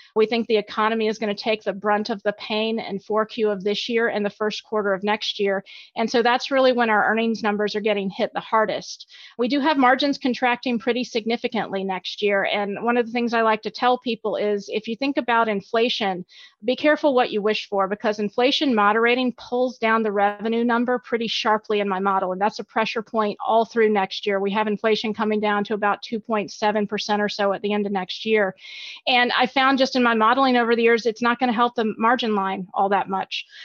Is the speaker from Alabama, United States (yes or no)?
yes; Alabama, United States; moved away as an adult; also born or lived in Virginia; I grew up in Alabama